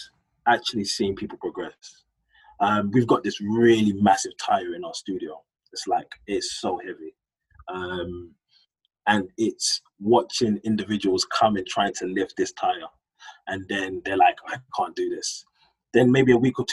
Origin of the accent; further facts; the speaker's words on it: London, United Kingdom; I grew up in Hackney, and my business partners, we grew up in Hackney, we went to school in Hackney.